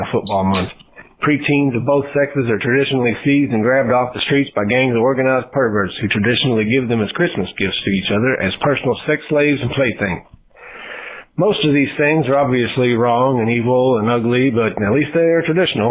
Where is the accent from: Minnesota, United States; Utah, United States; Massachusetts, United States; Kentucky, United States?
Kentucky, United States; Louisville; my hometown, Louisville, Kentucky